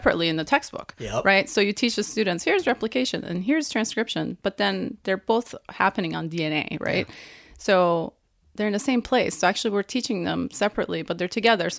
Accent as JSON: {"language": "English", "country": "Iran", "moved": "yes", "said": "I'm from Iran"}